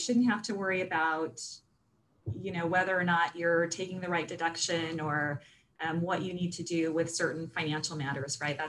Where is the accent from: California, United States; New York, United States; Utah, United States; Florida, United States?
California, United States; Sacramento; also born or lived in Arizona; I grew up in Sacramento. Wasn't born here, but pretty much spent my entire life in the Sacramento area.